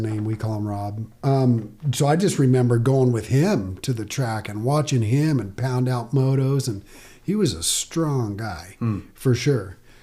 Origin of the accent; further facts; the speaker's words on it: Yucca Valley, California, United States; I grew up younger, Yucca Valley